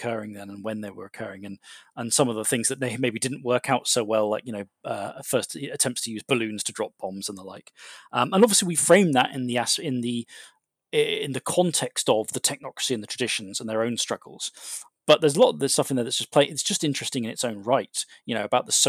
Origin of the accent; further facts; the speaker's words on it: Thailand; born there; I was born in Thailand, so I tend to look out for whether games mention Thailand